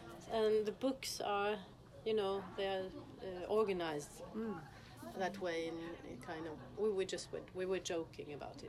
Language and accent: English; Sogndal, Vestland, Norway; English is a second language; And I'm from Songdal, on the west coast.